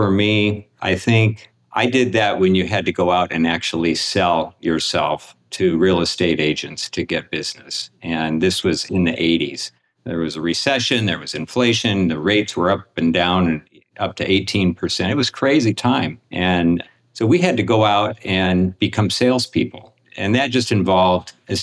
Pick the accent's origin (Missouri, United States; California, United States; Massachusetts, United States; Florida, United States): California, United States; Southern; moved away as an adult; now in Michigan, United States; I grew up in Southern California, so these are common sights